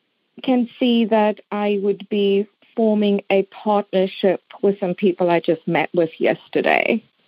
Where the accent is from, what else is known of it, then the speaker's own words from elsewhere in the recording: South Africa; now in Middleton, United States; I'm actually from South Africa.